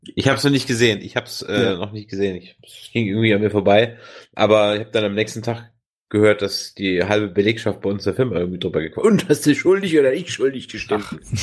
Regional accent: Germany; so als Deutscher

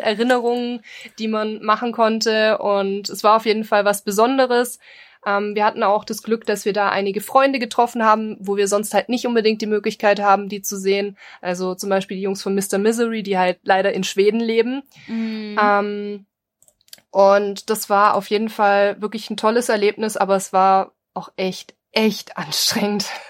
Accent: Bavaria, Germany; wir kommen ja aus Bayern

